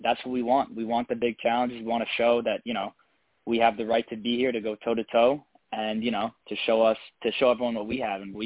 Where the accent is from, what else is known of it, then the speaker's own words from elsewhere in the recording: United States; I'm from America